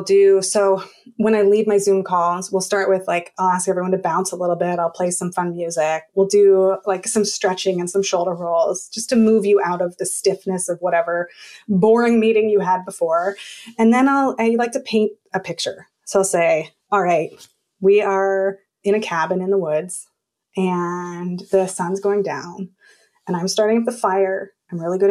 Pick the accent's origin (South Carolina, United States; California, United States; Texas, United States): California, United States; now in New York, United States; I grew up in California